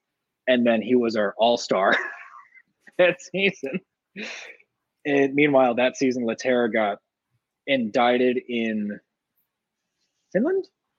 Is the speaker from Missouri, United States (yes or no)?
yes; St. Louis, Missouri, United States; So I'm from De Pere, St. Louis